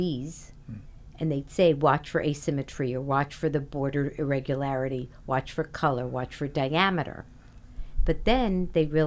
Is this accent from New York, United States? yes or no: no; Miami Beach, Florida, United States; we grew up on Miami Beach, and we got sunburns